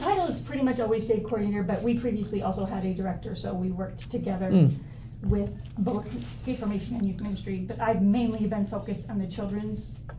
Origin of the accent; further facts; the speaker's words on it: Iowa City, Iowa, United States; I am from Iowa City. Grew up and went to City High. And my parents still live in Iowa City.